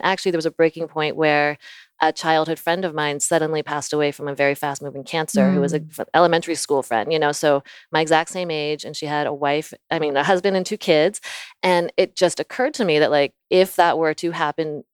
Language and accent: English; Virginia, United States; also born or lived in Florida; I was born in Florida. I lived in Virginia for most of my life.